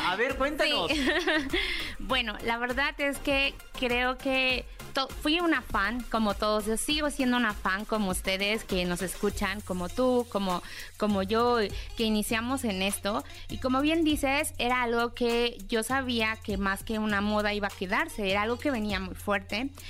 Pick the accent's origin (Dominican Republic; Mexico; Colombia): Mexico; Mexico City; moved away as an adult; now in South Korea; yo soy chilanga